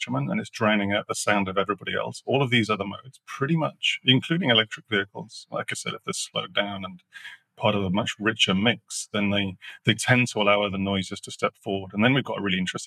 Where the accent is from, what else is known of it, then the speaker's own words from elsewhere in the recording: Sheffield, Yorkshire and the Humber, United Kingdom; I grew up in Sheffield